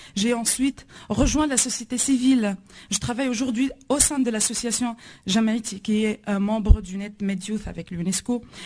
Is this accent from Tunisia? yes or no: yes; Tunisia; je viens de la Tunisie.